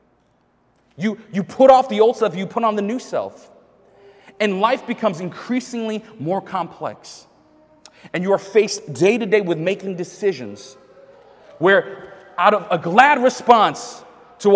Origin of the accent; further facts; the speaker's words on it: New York, United States; now in Boston, United States; I'm from New York.